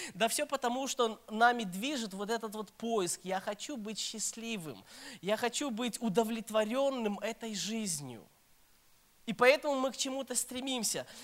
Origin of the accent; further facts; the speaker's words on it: Minsk, Belarus; moved away as an adult; also born or lived in Kyiv; now in Saratov, Russia; я с Беларуси, я сам родом с Минска, с Беларуси, белорус, так что простите, если какой-нибудь там акцент будет